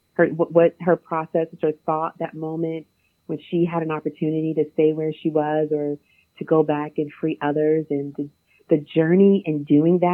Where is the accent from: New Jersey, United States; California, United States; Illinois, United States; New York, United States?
New Jersey, United States; I'm from New Jersey